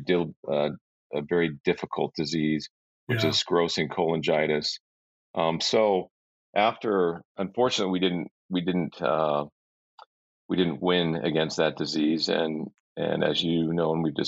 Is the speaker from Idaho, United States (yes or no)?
no; Bay Area of California, United States; I grew up actually in the Bay Area of California